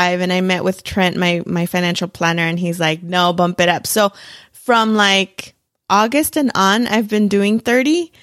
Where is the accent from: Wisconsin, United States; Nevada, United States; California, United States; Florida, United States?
California, United States; now in Arizona, United States; I'm originally from California